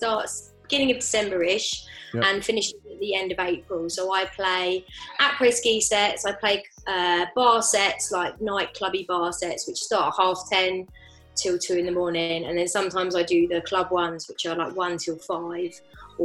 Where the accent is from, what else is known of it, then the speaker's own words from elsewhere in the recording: Bedford, East of England, United Kingdom; moved away; also born or lived in French Alps; I'm from Bedford